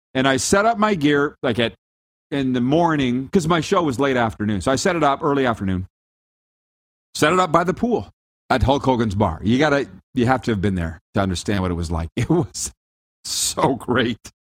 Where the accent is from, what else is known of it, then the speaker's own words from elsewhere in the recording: Regina, Saskatchewan, Canada; I'm from Canada, specifically Regina, Saskatchewan.